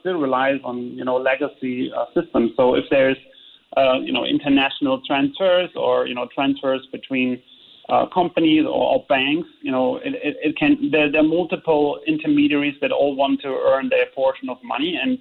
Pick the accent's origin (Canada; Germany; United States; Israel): Germany; now in Singapore; I'm from Germany.